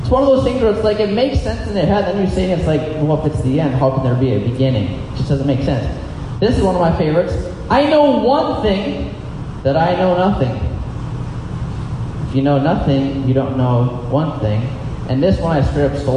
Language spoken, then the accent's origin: English; United States; As an American in the 21st century